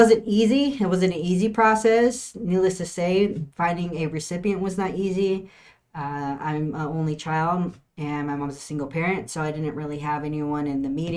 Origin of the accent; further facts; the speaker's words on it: Suisun City, Bay Area, California, United States; now in San Antonio, United States; I am from the Bay Area in California. That means a lot to, it's Oakland, San Francisco. I'm from a small city called Sassoon